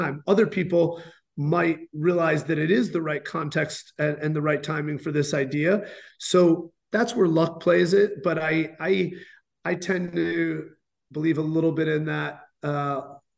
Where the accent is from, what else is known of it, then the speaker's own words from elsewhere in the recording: Chicago, Illinois, United States; also born or lived in New York; now in Los Angeles, United States; I grew up in Chicago during the late 90s